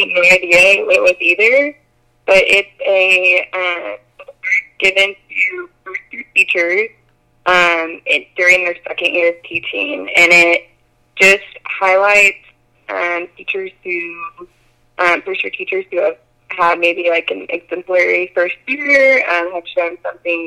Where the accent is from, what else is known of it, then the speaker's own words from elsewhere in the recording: Pittsburg, Kansas, United States; moved away as an adult; also born or lived in Stillwater, Oklahoma; I grew up in Pittsburgh, Kansas, so it's like an hour and a half from Gardner